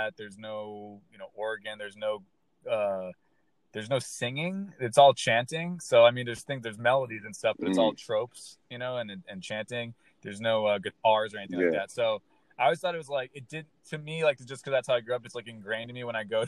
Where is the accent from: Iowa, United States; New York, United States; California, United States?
California, United States; Southern; I'm from Southern California